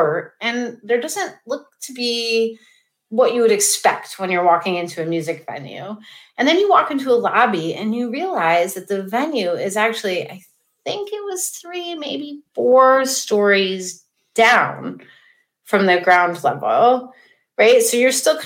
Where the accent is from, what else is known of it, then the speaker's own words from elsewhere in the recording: United States; as an American